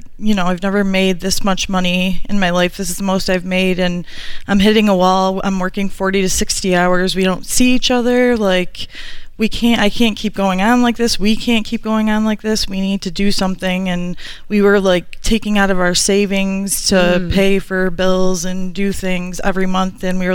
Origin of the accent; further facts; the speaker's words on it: Rochester, New York, United States; Rochester, New York.